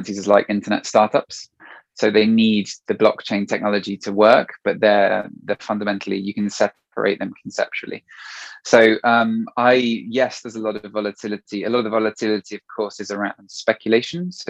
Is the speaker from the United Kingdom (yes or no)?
yes; Marlow, South East England, United Kingdom; also born or lived in France; now in England; I grew up in Marlow